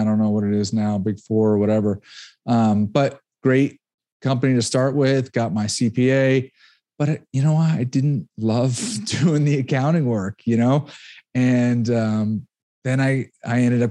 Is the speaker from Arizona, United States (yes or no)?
no; Connecticut, United States; also born or lived in Rhode Island; I'm an East Coast guy. I grew up in Connecticut, went to school, University of Rhode Island